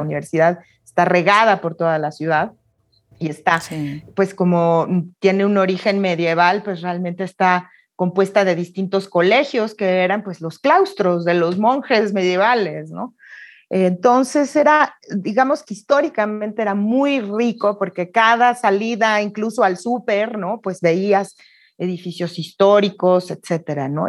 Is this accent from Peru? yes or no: no; Mexico; also born or lived in Oxford, United Kingdom; Mis padres son migrantes, eran españoles, yo nací en México